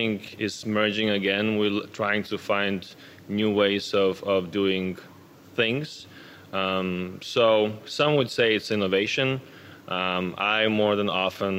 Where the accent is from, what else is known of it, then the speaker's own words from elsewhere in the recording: Lithuania; now in Denmark; I'm actually originally from Lithuania. I've been living in Denmark for more than 10 years now